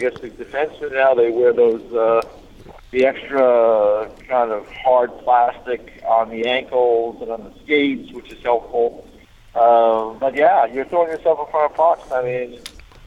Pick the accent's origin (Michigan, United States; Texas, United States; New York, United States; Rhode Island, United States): New York, United States; the New York area, United States; growing up in the New York area